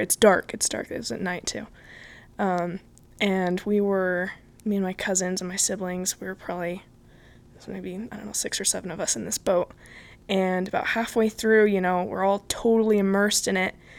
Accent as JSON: {"language": "English", "area": "Bay Area", "region": "California", "country": "United States", "moved": "as an adult", "said": "I'm originally from California. Um, I moved from the Bay Area about four years ago"}